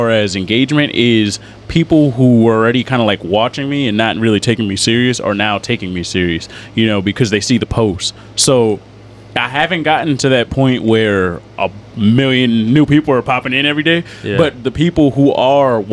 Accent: Syracuse, New York, United States; now in Lancaster, United States; I'm from Syracuse originally

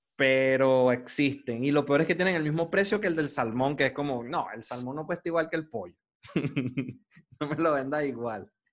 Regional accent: Venezuela

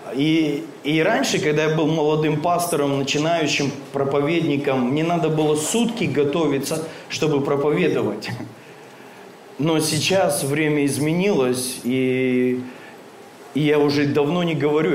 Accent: Krasnoyarsk, Krasnoyarsk Krai, Russia; мы из Красноярска оба. Он на одном берегу живет, я на другом

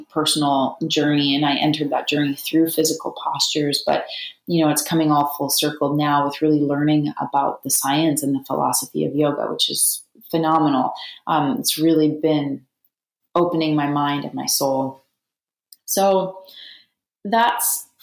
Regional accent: Canada; now in United States; I'm from Canada

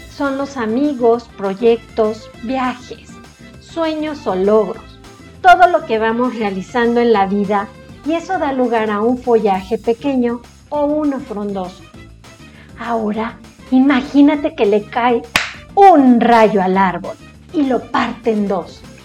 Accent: Mexico; Como mexicanos somos muy apapachadores

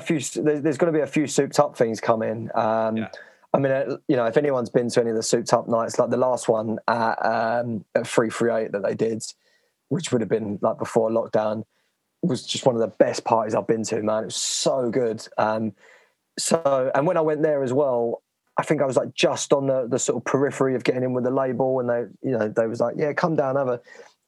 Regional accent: Romford, London, United Kingdom; I grew up in Romford, which is fairly renowned for its like bars and sort of terrible clubs

